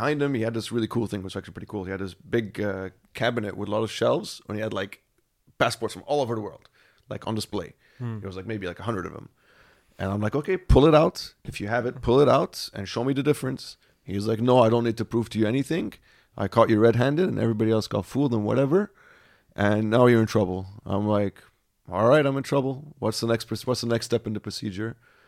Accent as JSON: {"language": "English", "country": "Senegal", "tie": "born there", "also_born_or_lived": "Nigeria", "said": "Dad was born in Sierra Leone. I was born in Senegal. So we're very much West Africa."}